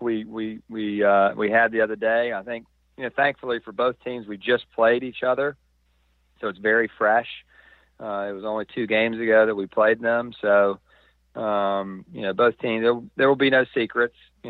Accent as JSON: {"language": "English", "region": "the South", "country": "United States", "moved": "yes", "said": "I'm from the South as well"}